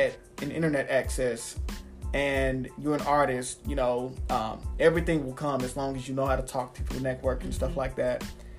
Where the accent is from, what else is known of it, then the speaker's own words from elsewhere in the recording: Dallas, Texas, United States; now in Mesquite, United States; I live in Mesquite, but I'm from Dallas.